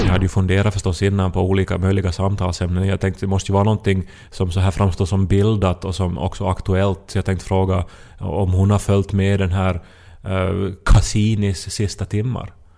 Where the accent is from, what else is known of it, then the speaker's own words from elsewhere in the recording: Ostrobothnia, Finland; jag åtminstone som österbottning